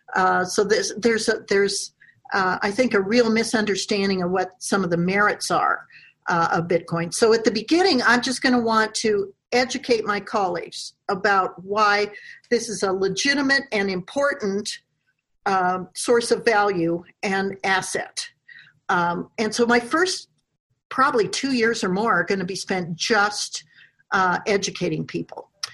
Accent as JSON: {"language": "English", "region": "Wyoming", "country": "United States", "said": "my home state of Wyoming"}